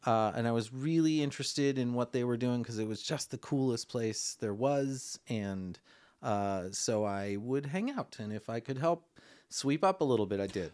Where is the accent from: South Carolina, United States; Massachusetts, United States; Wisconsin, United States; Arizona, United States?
Wisconsin, United States; Milwaukee; moved away as an adult; also born or lived in Madison / Los Angeles; I'm originally from Wisconsin, Milwaukee